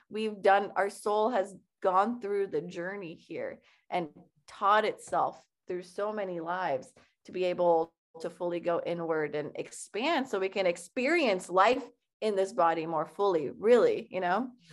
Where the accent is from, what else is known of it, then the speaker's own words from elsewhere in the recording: Iran; moved away; growing up in Iran